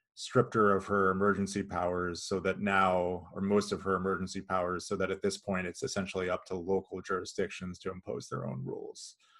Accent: California, United States; moved away as an adult; also born or lived in Kansas City area, Missouri/Kansas; now in Kansas City, United States; I grew up in California and then moved here in twenty thirteen

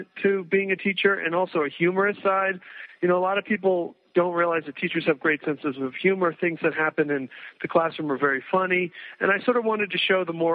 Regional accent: East Coast, United States; moved away as an adult; also born or lived in New York; now in Santa Fe, United States; I grew up in the East Coast

